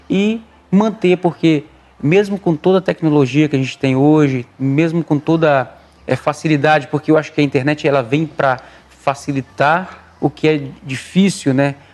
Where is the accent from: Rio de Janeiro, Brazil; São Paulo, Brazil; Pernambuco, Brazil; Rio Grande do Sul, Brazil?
Pernambuco, Brazil; born there; assim como eu nasci no Pernambuco.